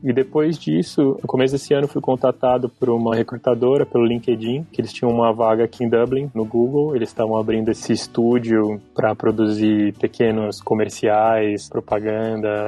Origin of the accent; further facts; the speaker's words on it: São Paulo, Brazil; moved away as an adult; also born or lived in Australia / Stockholm, Sweden / London, United Kingdom / Berlin, Germany; Eu sou de São Paulo, nascido e cresci na capital